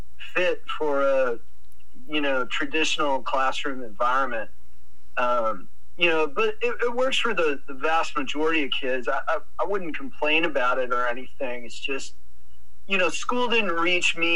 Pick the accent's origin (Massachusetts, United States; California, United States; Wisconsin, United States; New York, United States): Wisconsin, United States; when I was a child, growing up in Wisconsin